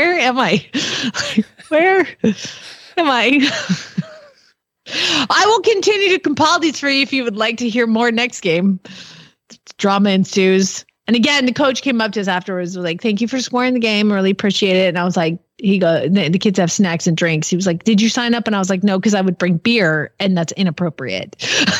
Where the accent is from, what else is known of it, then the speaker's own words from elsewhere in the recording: Atlanta, Georgia, United States; and I'm from Georgia, but let's be honest, it's Atlanta, so it's a city, and that's why I don't have an accent.